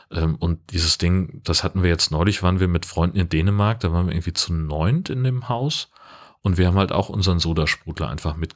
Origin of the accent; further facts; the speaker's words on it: Germany; ich komme aus Deutschland, wir mögen das.